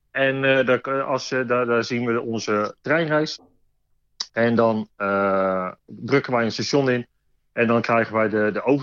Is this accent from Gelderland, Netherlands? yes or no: yes; Arnhem, Gelderland, Netherlands; born there; now in Rotterdam, Netherlands; Ja, ik ben geboren Arnhemmer. Maar ik woon de afgelopen 53 eh, jaar woon ik toch al in Rotterdam.